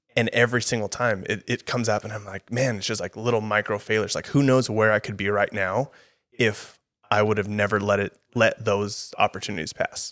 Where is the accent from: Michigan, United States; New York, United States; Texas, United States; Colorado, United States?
Texas, United States; El Paso; moved away as an adult; now in Austin, United States; I'm gonna stay at U T E P, stay in El Paso